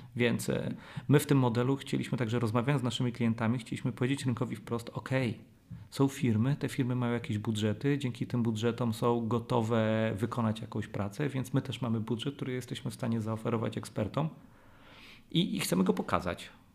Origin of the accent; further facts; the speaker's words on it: Warsaw, Masovian Voivodeship, Poland; jestem warszawiakiem